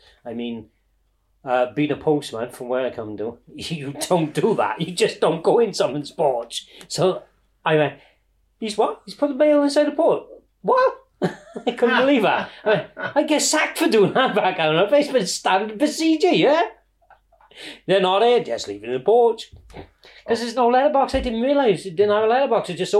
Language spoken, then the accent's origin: English; Wales, United Kingdom; moved away as an adult; now in Shetland, United Kingdom; especially as a Welsh guy, I've come here and it's just like part of a family, just accepted.